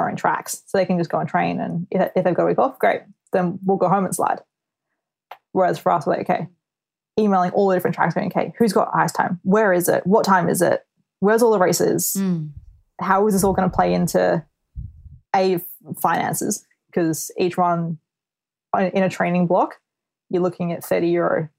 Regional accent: Australia; moved away as an adult; now in United Kingdom; being an Aussie athlete is the fact that we have to leave home for so long. So before I moved to the UK

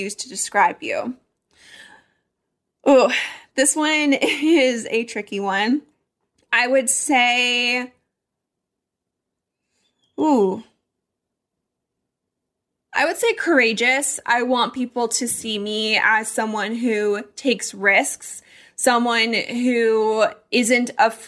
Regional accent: Colorado, United States; now in Arizona, United States; I grew up in Colorado. That's home for me.

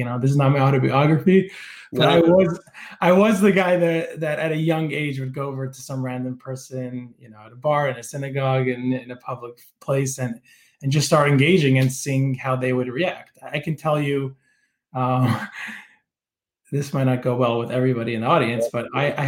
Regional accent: Toronto, Ontario, Canada; And I grew up in Toronto. I have a dad that's British. My mom's American Israeli. I went to school in Detroit, in Israel, in New Jersey.

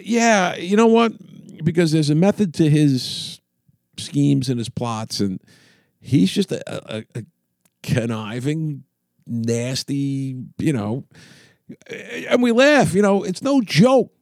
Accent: New York City, New York, United States; When I grew up in Queens in the, in the sixties

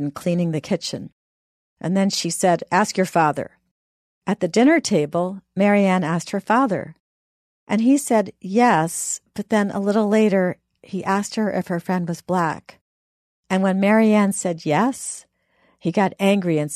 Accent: the North, Northern United States, United States; being a Northerner myself

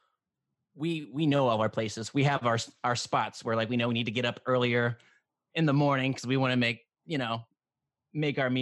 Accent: Ohio, United States; now in Myrtle Beach, United States; I'm from Ohio

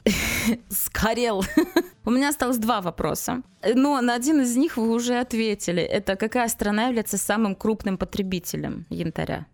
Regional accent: Kaliningrad, Kaliningrad Oblast, Russia; я выросла в Калининграде

